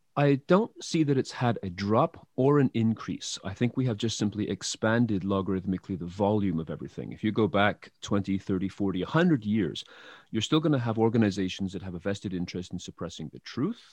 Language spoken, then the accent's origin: English; England, United Kingdom; moved away; I, I come from England originally